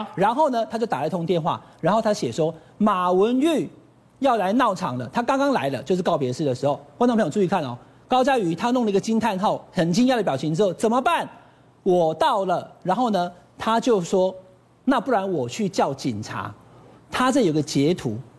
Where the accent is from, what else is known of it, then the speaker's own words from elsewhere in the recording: Taiwan; 我们台湾人的习俗